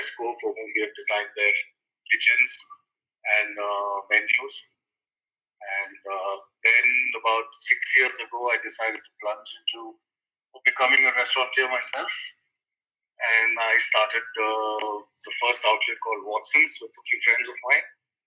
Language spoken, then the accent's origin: English; Bangalore, Karnataka, India; also born or lived in Melbourne, Australia; I'm from Bangalore, India